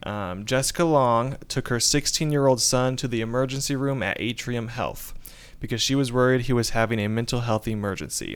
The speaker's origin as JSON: {"language": "English", "town": "Warren", "region": "Indiana", "country": "United States", "said": "I am from Warren, Indiana"}